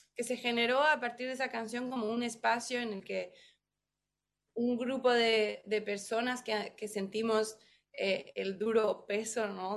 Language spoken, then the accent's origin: Spanish; Mexico; now in New York, United States; soy mexicana